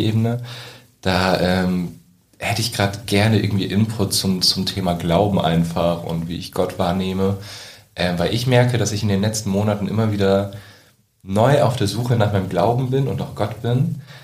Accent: Wesermarsch, Lower Saxony, Germany; ich komme aus der Wesermarsch

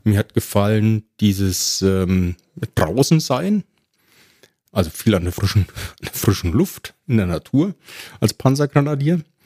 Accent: Ebern, Bavaria, Germany; accent: Franconian rolled R; moved away; in meiner Heimatgemeinde in Franken. Äh, man hört es ja auch an meinem rollenden R. In Ebern

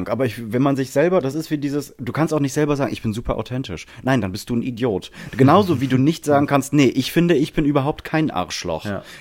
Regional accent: France; German is a second language; ich äh, komme nicht aus äh, wie man äh, jetzt vielleicht hört. Ich, ich habe Sympathie mit Albanien und ich komme aus Frankreich

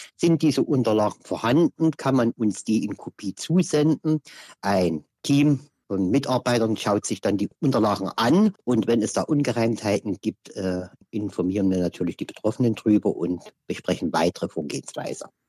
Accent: Leipzig, Saxony, Germany; now in Bautzen, Germany; Ich bin gebürtiger Leipziger, wohne jetzt zurzeit in Bautzen aufgrund familiärer Umstände.

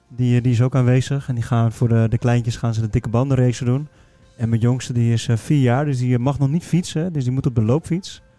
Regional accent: Netherlands; als Nederlander

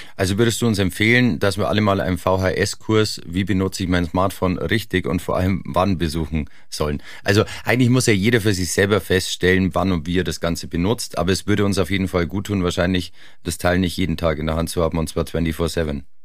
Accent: Oberland, Bavaria, Germany; Ich bin im Oberland aufgewachsen.

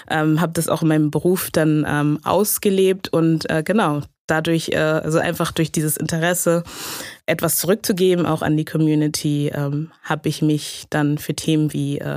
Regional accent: Hamburg, Germany; Also ich habe selber einen afrikanischen Hintergrund, meine Eltern sind Ghanaer und ähm, genau, ich bin aber in, in Hamburg in Deutschland aufgewachsen, ähm, habe also den großen Teil meines Lebens auch hier verbracht

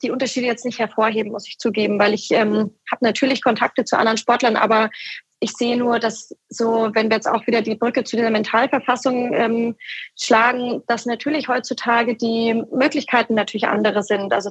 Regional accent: Hamburg, Germany

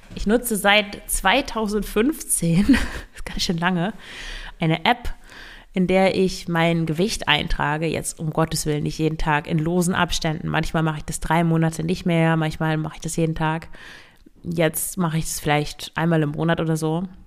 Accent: Northern Germany, Germany; Ich komme ja aus Norddeutschland

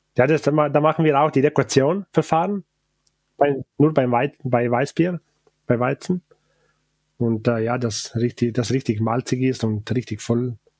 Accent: Val Gardena, Trentino-Alto Adige, Italy; first language Ladin; German is a second language; also born or lived in St. Johann, South Tyrol; Von Gardertal

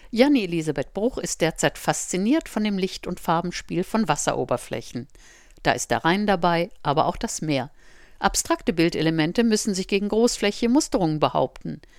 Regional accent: London, United Kingdom; Ich komme aus England, aus London.

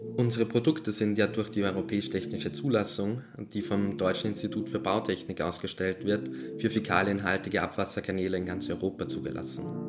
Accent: Melk, Lower Austria, Austria; Ich äh, komme aus Melk. Ich bin auch in Melk geboren

